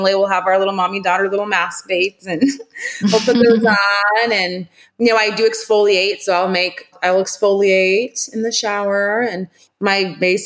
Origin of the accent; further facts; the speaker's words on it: Charleston, United States; now we do deliveries. So anywhere locally, Charleston, we're delivering